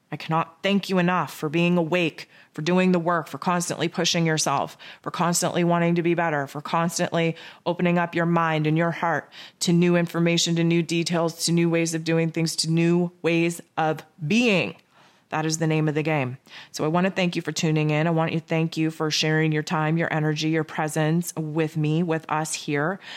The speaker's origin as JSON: {"language": "English", "country": "Canada", "said": "I'm Canadian."}